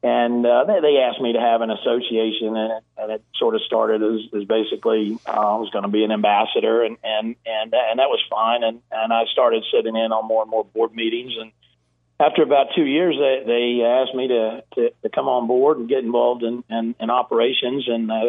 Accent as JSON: {"language": "English", "region": "South Carolina", "country": "United States", "tie": "born or raised there", "also_born_or_lived": "East Tennessee", "said": "So I'm originally from East Tennessee, just a little north of Chattanooga, where I was born, and I have a lot of friends and family in the area, and it's where I first started playing golf, and we moved over to South Carolina at a pretty young age, and grew up competing in golf tournaments there"}